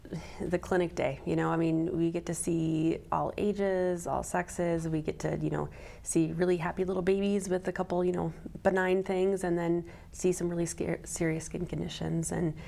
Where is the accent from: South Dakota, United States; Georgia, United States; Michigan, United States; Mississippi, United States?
South Dakota, United States; Mitchell; also born or lived in Wisconsin; I grew up here in South Dakota, right by Mitchell on a farm nearby there. So I didn't travel very far in my life, but I went to school at Augustana and then medical school at USD and residency in Wisconsin